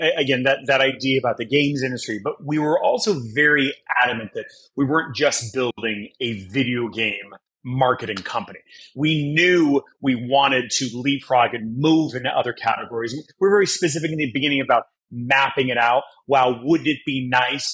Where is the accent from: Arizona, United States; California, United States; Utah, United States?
California, United States; Los Angeles; also born or lived in Brazil; being babysat on movie sets and TV sets and Mr. T used to let me, you know, hold all of his gold chains and hand me his fake AK-47s, which, you know, is totally normal